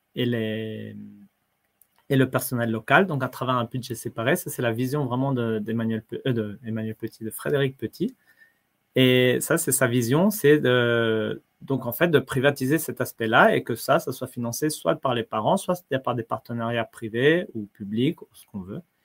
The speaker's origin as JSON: {"language": "French", "country": "France", "moved": "yes", "said": "en tant que Français, non, pour nous, c'est un principe, l'école gratuite, laïque, obligatoire. On apprend ça tout petit."}